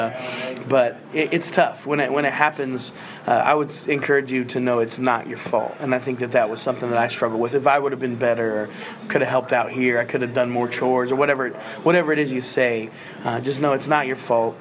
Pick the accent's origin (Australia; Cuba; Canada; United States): United States; Terre Haute, Indiana; I'm from Terre Haute, Indiana, but not far from Indy